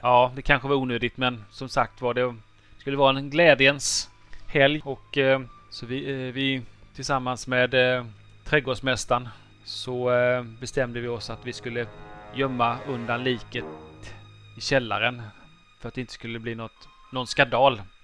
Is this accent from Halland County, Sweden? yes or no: yes; Halland County, Sweden; jag är hallänning